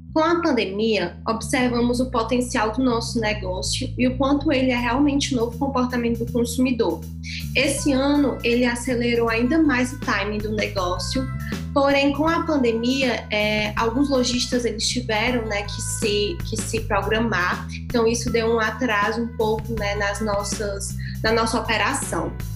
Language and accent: Portuguese; Fortaleza, Ceará, Brazil; Sou de Fortaleza